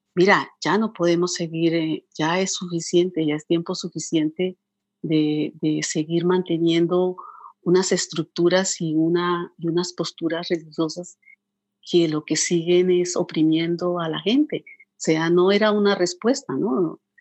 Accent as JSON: {"language": "Spanish", "country": "Colombia", "said": "soy colombiana"}